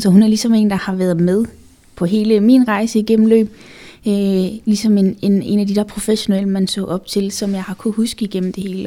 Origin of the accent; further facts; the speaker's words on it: Funen, Southern Denmark, Denmark; now in Copenhagen, Denmark; jeg er jo født og opvokset på Fyn